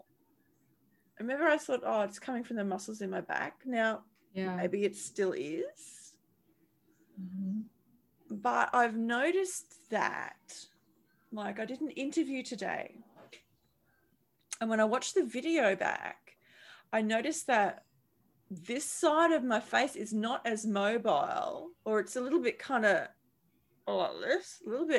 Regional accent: Charleville, Queensland, Australia; moved away; We lived in, we're from Charleville, which is central Queensland

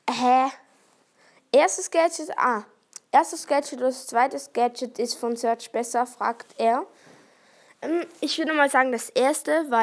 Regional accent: Thurgau, Switzerland; accent: Thurgau dialect; Ja, ich habe vielleicht den Thurgauer Dialekt, aber ich wohne nicht dort.

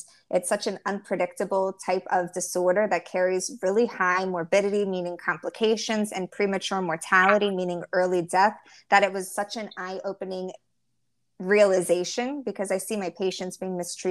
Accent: Baltimore, Maryland, United States; moved away as an adult; now in Miami, United States; Born and raised in Baltimore

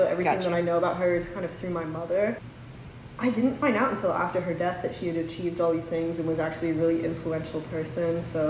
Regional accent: London, United Kingdom; now in United States; My entire family is British. I was born in London, and my family emigrated to the United States. I've since got my citizenship, but, you know, we have strong ties to London, so.

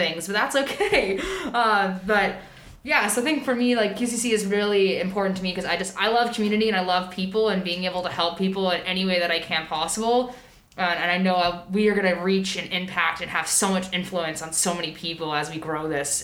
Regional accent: Oviedo, Florida, United States; moved away as an adult; now in Vancouver, Canada; I grew up in Florida. I lived there for most of my life, from the age of 3 till I was 20

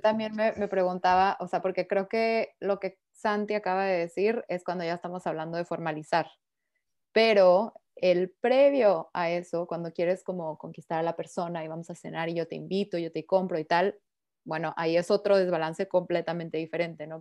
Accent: Mexico; now in Paris, France; soy mexicana. Eh, actualmente vivo en París

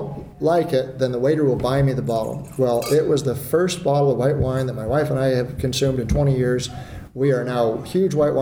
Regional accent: Palo Alto, California, United States; I grew up in Palo Alto

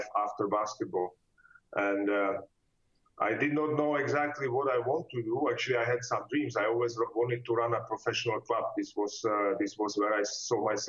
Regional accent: Ostrava, Moravian-Silesian Region, Czechia; English is a second language; moved away as an adult; also born or lived in Germany; now in Frankfurt, Germany; I studied the economics in my hometown in Ostrava

